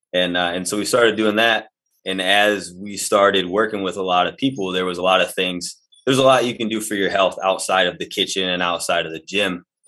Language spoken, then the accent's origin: English; Michigan, United States; No, like I said, from northern Michigan, okay. But kind of just bounced around all over the place.